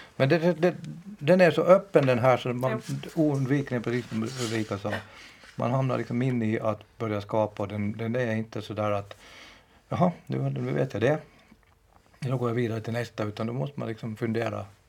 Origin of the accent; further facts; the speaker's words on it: Finland; jag är själv från från Finland och inte från Jakobstad